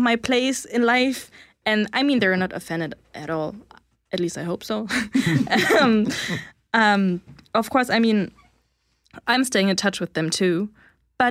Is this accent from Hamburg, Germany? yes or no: yes; Hamburg, Germany; moved away as an adult; also born or lived in Canada; now in Bulgaria; I will go back to Hamburg, Germany, because that's where I grew up and that's, my hometown.